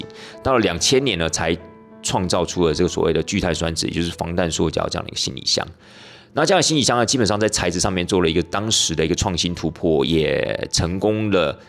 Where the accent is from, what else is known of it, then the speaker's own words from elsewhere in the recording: Taiwan; 那这 Trunks 就是我们台湾人俗称的冰箱。